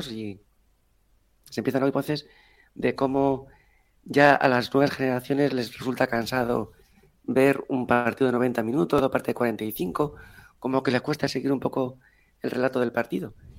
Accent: Spain; los malos somos los españoles

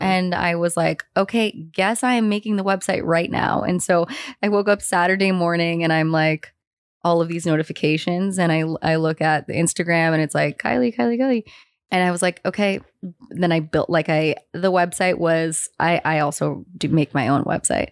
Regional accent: San Francisco, California, United States; I grew up in San Francisco

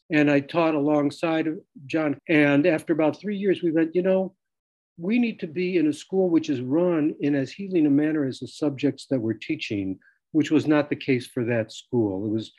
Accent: Chicago, Illinois, United States; moved away; I'm originally from Chicago

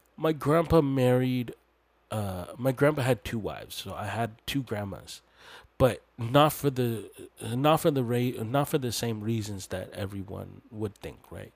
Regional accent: Canada; I'm Hmong Canadian, but my people are from the mountainous regions of Laos and Thailand

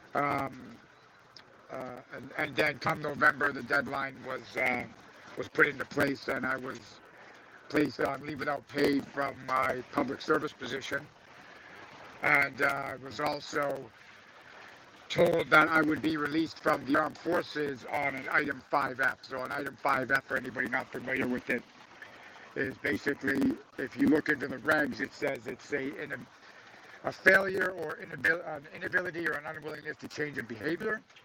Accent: Canada; I'm a citizen. I'm a Canadian.

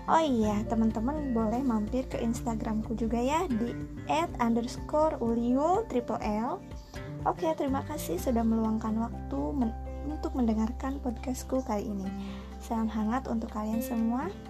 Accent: Cimahi, West Java, Indonesia; aku kelahiran 2000 di Bandung yang saat ini tempat kelahiranku dan tempat tinggalku ini sudah berpisah nama dan memiliki kota sendiri yaitu kota Cimahi.

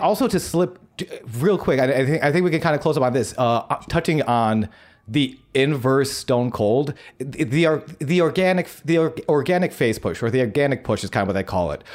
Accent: Buffalo, New York, United States; moved away; I'm from Buffalo, New York

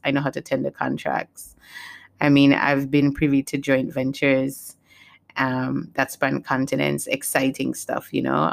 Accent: U.S. Virgin Islands; also born or lived in Saint Kitts and Nevis (parents' country); Saint Croix is where I was born and raised

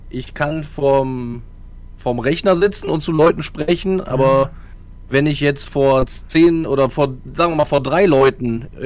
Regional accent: Gogarten, Thuringia, Germany; Ich bin einfach einer, der in Gogarten aufgewachsen ist

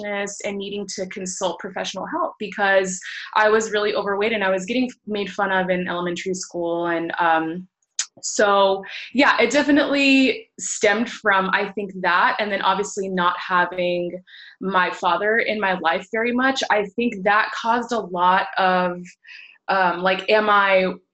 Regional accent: Washington, District of Columbia, United States; moved away as an adult; now in Houston, United States; I actually have been in the Houston area for about 8 or 9 years now. I'm originally from Washington, D.C.

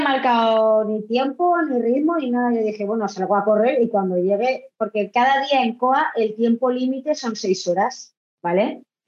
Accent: Vila-real, Valencian Community, Spain; also born or lived in Argentina; yo soy de Castellón

